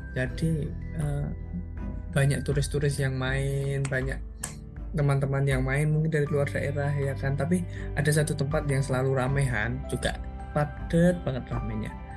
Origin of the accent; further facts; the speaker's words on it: Yogyakarta, Special Region of Yogyakarta, Indonesia; sebagai orang Jogja